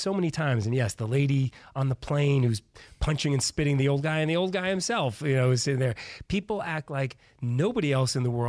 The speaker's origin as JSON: {"language": "English", "region": "New York", "country": "United States", "tie": "born or raised there", "said": "Ray and I grew up in New York"}